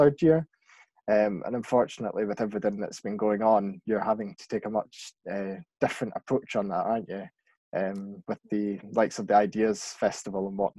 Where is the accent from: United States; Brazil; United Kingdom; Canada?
United Kingdom; West Lothian, Scotland; I'm from West Lothian, I don't class myself as being rural